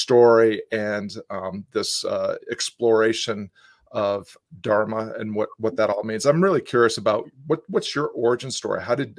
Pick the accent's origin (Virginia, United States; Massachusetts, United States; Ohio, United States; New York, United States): Massachusetts, United States; Western; I grew up in Western Massachusetts